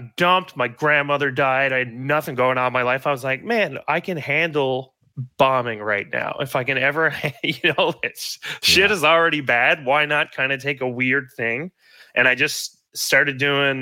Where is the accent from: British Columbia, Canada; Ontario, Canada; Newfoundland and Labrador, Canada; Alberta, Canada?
Newfoundland and Labrador, Canada; Gander; I grew up in Gander